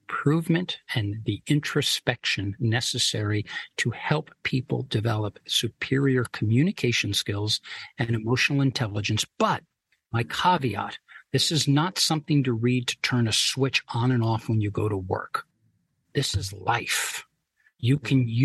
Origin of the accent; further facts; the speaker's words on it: New York, United States; My father and mother immigrated to the United States a year before I was born